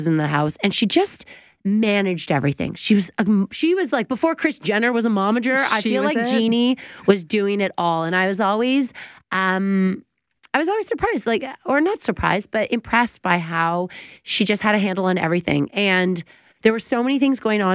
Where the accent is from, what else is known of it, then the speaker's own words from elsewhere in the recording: Oakville, Ontario, Canada; We're all from Oakville